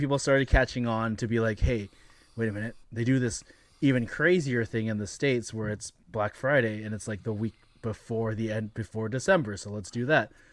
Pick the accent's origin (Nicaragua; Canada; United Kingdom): Canada; as Canadian consumers